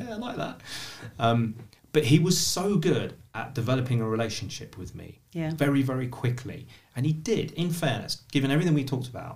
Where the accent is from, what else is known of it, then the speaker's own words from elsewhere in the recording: London, United Kingdom; I was from Shepherd's Bush